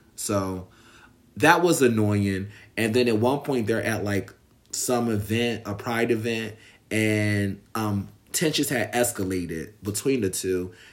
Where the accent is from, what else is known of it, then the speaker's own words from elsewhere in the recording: United States; I'm American and I live here